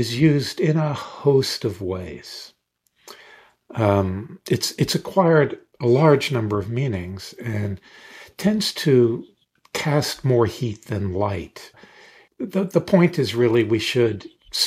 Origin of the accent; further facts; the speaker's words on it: Deep South, United States; moved away; I grew up in the Deep South in the 50s and 60s, where raw racism was all around me